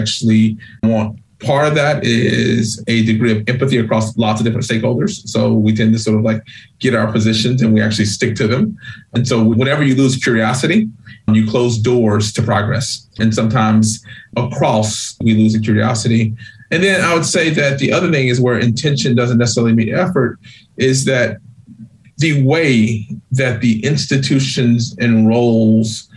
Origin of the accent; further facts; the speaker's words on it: Georgia, United States; now in New England, United States; I grew up poor in Georgia.